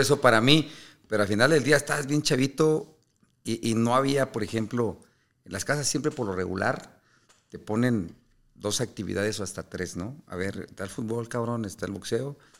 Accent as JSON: {"language": "Spanish", "country": "Mexico"}